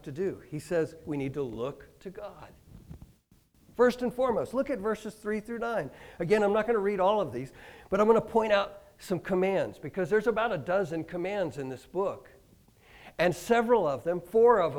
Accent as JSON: {"language": "English", "region": "Kansas", "country": "United States", "tie": "born or raised there", "also_born_or_lived": "Michigan", "moved": "as an adult", "lives_now": "Hastings, United States", "said": "I grew up in Kansas"}